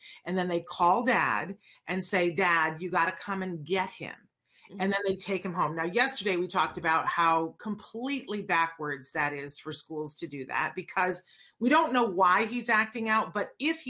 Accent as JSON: {"language": "English", "region": "upstate New York", "country": "United States", "tie": "born or raised there", "said": "I grew up in upstate New York"}